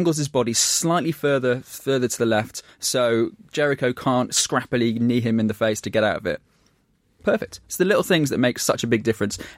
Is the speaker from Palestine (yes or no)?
no; United Kingdom; we're saying that as four British people in a room.